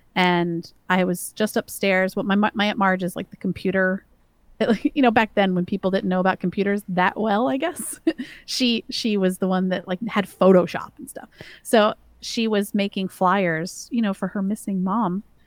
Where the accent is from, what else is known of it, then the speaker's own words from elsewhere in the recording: the South, United States; I grew up in the South